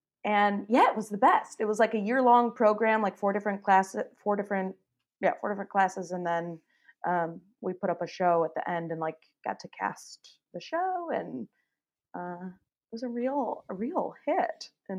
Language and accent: English; Detroit, Michigan, United States; So I am from Michigan, Detroit area.